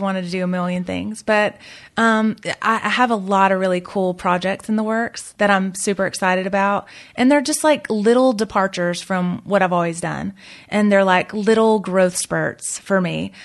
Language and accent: English; the South, United States; I'm from the South